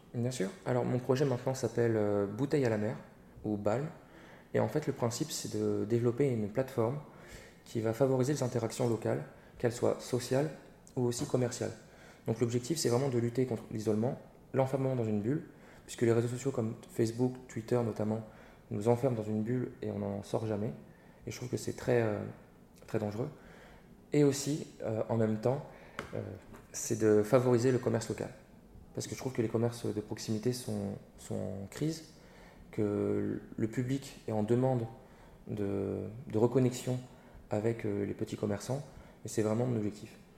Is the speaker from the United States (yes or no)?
no; Reims, Grand Est, France; moved away; also born or lived in Paris / Bordeaux; Je suis né et j'ai grandi euh, à Reims, donc je suis un cornichon